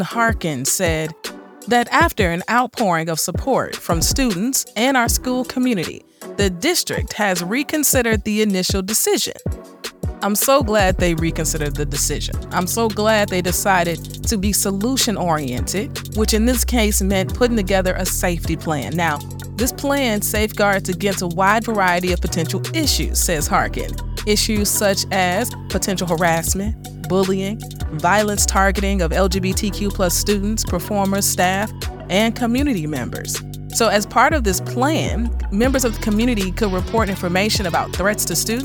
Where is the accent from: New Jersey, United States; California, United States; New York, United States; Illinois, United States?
Illinois, United States; This one's coming out of Illinois, my home state